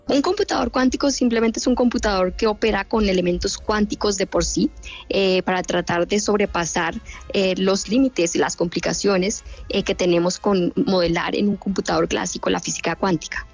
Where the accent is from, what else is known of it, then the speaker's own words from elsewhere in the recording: Bogotá, Colombia; moved away as an adult; now in United States; Yo nací en Bogotá